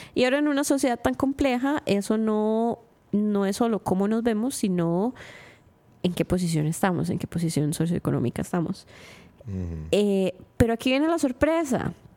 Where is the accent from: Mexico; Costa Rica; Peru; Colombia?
Costa Rica; los ticos tenemos este delirio de que somos blancos españoles